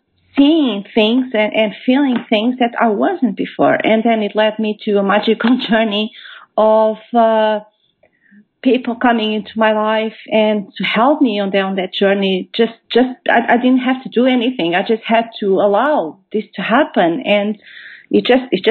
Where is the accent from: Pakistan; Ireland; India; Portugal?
Portugal; moved away as an adult; now in United Kingdom; I am originally from Portugal. I have relocated to the UK about 10 years ago.